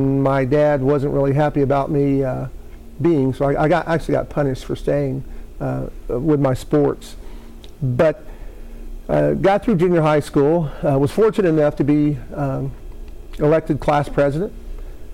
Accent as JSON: {"language": "English", "town": "Maceo", "region": "Kentucky", "country": "United States", "tie": "born or raised there", "said": "I was born in western Kentucky, a small town of Maceo, just outside of Owensboro."}